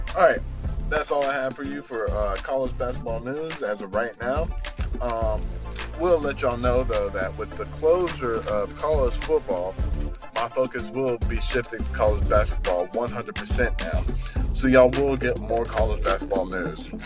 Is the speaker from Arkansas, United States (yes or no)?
yes; Arkansas, United States; I'm from Arkansas